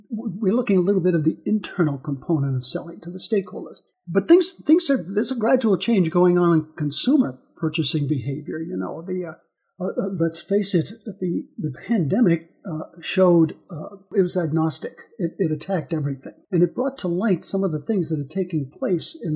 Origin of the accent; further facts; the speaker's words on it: Missouri, United States; I'm from Missouri, as we say in the in the states. I'm from Missouri, and Missouri is known as the Show Me State.